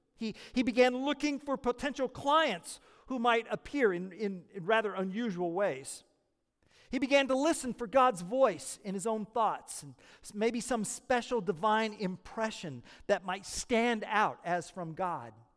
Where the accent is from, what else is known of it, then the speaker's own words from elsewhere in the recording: Oklahoma, United States; moved away; I'm from Oklahoma